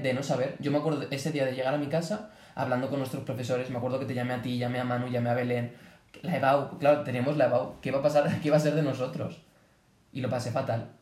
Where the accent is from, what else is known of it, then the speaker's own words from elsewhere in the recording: Boadilla del Monte, Community of Madrid, Spain; Yo vivo a las afueras de Boadilla